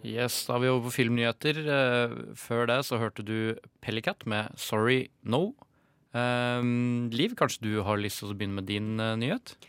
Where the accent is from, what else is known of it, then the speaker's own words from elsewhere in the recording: Norway; vi som nordmenn